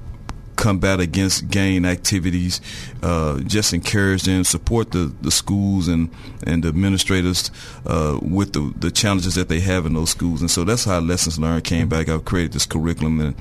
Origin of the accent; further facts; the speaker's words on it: Little Rock, Arkansas, United States; I'm from Little Rock, Arkansas. I was born and raised.